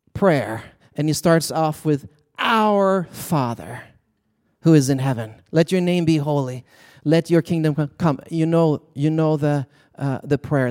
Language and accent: English; Sweden; moved away as an adult; I was born and raised in Sweden, so I came as an international student.